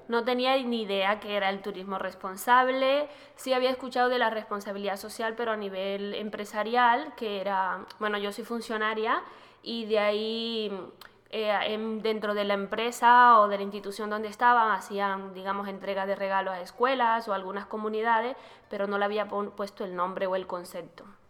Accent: Panama; En mi país, Panamá

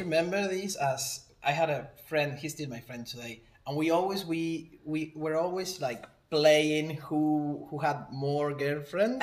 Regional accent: Argentina; moved away as an adult; now in New Zealand; I'm from Argentina.

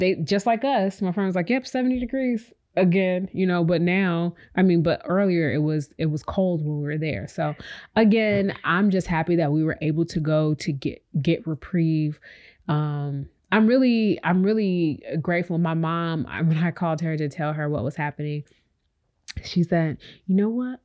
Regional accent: Chicago, Illinois, United States; moved away as an adult; now in Houston, United States; I'm born, we're both born and raised in Chicago.

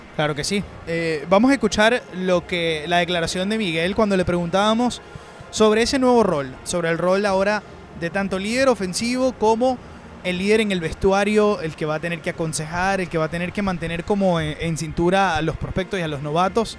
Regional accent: Venezuela; para uno como periodista venezolano

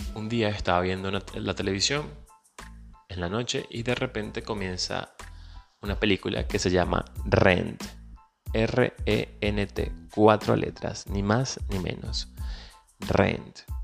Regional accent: Venezuela; moved away; Soy venezolano, emigrante

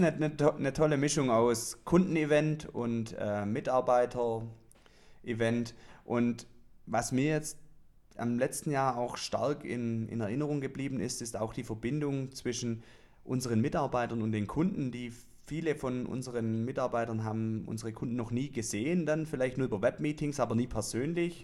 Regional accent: Swabia, Baden-Württemberg, Germany; accent: Swabian; würde ich mal auf Schwäbisch aussprechen

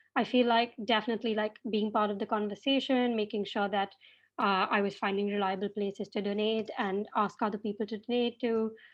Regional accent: Mumbai, Maharashtra, India; moved away as an adult; now in Cambridge, United Kingdom; I'm a first year student at Emma doing English, um, and I'm from Mumbai

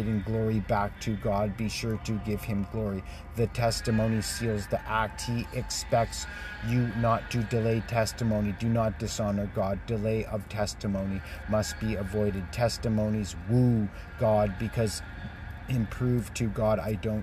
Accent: Canada; as a Canadian leader

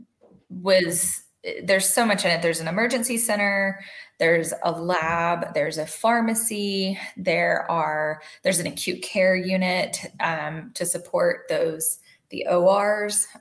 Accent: Dallas, Texas, United States; moved away as an adult; I am originally from Dallas. I moved here for my husband's job.

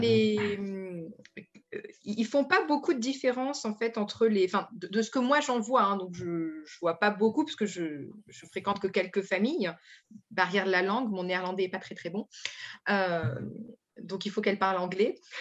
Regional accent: France; moved away as an adult; now in Netherlands; je suis française, donc je viens avec mon bagage de française

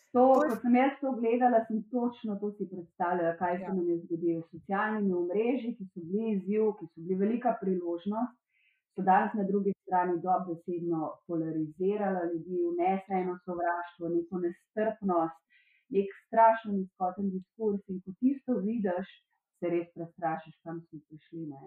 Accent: Slovenia; sem iz Slovenije

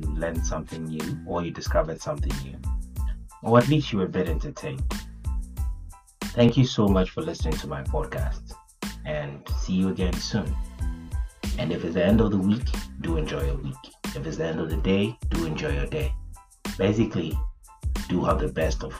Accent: Ghana; growing up in Ghana

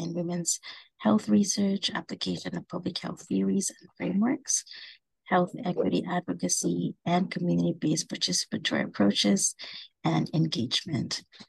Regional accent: Philippines; now in Hawaii, United States; I'm also an Asian American woman, born and raised in the Philippines

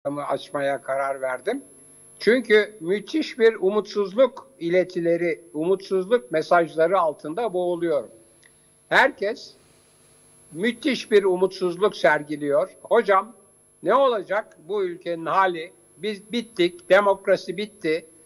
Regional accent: Istanbul, Turkey; moved away as an adult; also born or lived in Ankara; İstanbulluyum ve şu anda da İstanbulluyum ama Ankara'da e, Hacettepe'de e, e kariyerimi yaptığım için

